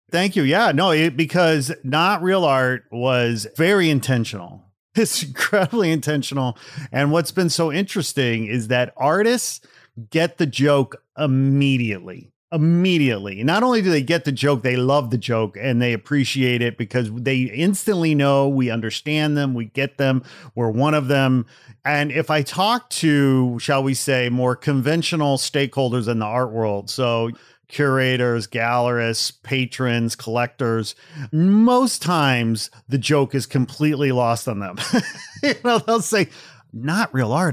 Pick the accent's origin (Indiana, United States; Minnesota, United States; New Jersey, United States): Indiana, United States; Portage; moved away; also born or lived in Gary, Indiana / northern Manitoba / Los Angeles; I grew up in a small blue-collar steel town called Portage, Indiana